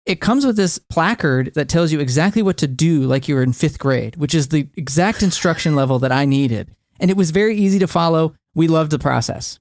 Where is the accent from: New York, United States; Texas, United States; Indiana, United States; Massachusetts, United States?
Texas, United States; moved away; also born or lived in Northeast US; growing up in Texas